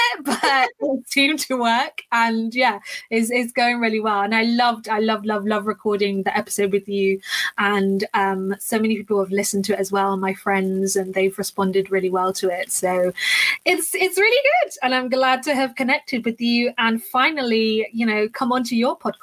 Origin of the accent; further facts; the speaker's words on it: London, United Kingdom; I am from London in the UK, as you can probably hear by my accent.